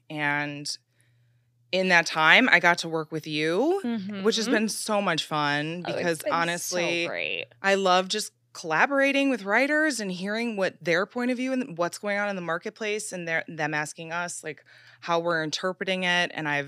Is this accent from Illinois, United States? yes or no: yes; Chicago, Illinois, United States; I came from Chicago like you, like I didn't really have an understanding of the media landscape